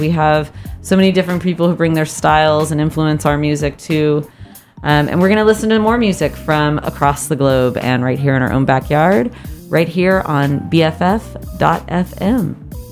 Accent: San Jose, California, United States; growing up, for me in San Jose

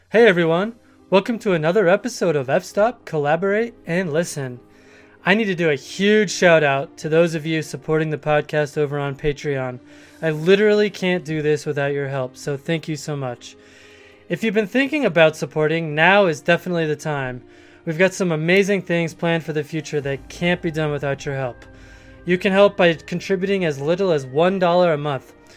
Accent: Colorado Springs, Colorado, United States; also born or lived in Boulder, Colorado; I grew up in Colorado Springs, Colorado

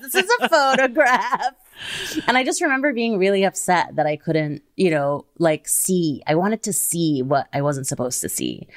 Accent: Kuwait; I grew up in Kuwait

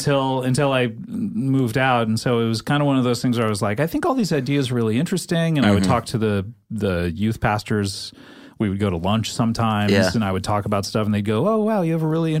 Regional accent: California, United States; also born or lived in Savannah, Georgia; I was born in Georgia, but moved to California.

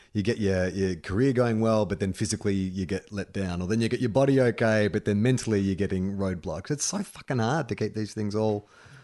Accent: Sydney, New South Wales, Australia; Bit of Aussie flavor. I'm from Sydney, and in kindy, they thought it would be a good idea to take us inner city kids to a wildlife park.

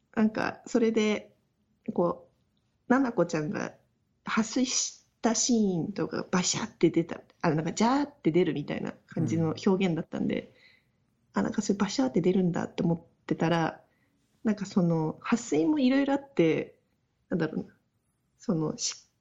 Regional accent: Chiba, Japan; moved away; 私の実家の千葉

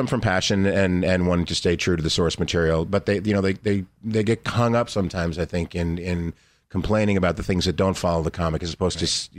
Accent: New Jersey, United States; I grew up in New Jersey, blue collar.

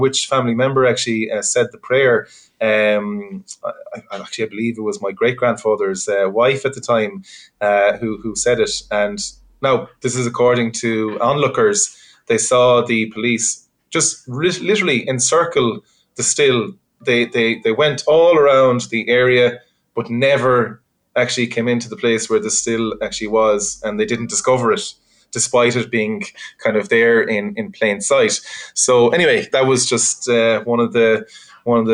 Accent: Connemara, Connacht, Ireland; growing up in Connemara

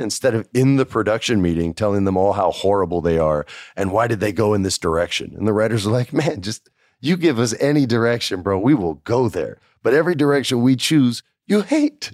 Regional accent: New Mexico, United States; I grew up in New Mexico

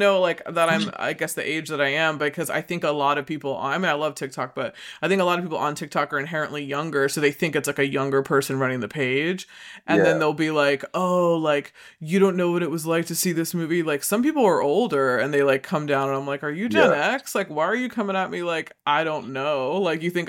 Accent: Washington, District of Columbia, United States; moved away; also born or lived in Los Angeles; DC, my hometown

